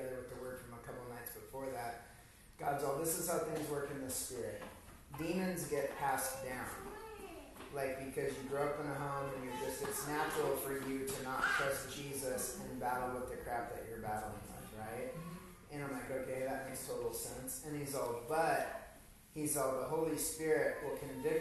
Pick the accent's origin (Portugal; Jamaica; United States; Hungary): Hungary; Growing up in Hungary